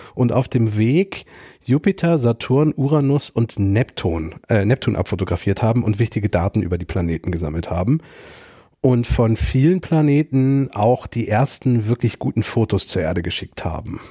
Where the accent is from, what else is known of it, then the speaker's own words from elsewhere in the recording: Germany; wir sprechen als Deutsche Englisch sehr englisch aus